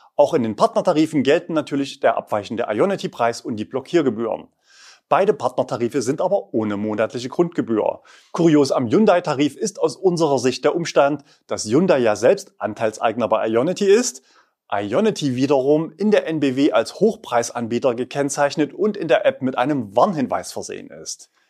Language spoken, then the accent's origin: German; Leipzig, Saxony, Germany; In meiner Heimatstadt Leipzig